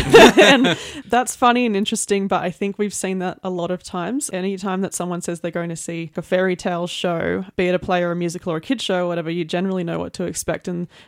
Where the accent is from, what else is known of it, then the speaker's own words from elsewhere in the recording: Lismore, New South Wales, Australia; now in Armidale, Australia; Well, I have been in Armidale for, I think, 15 years now, but I grew up in the Lismore area